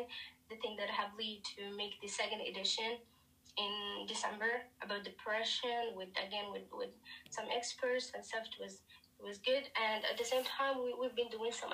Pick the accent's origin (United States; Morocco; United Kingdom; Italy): Morocco; I am from, I've been born and raised in Morocco, north of Africa.